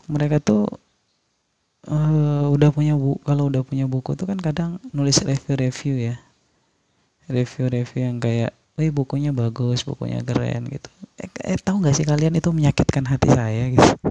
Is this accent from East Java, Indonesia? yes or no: no; West Nusa Tenggara, Indonesia; kenalin dan saya dari Lombok.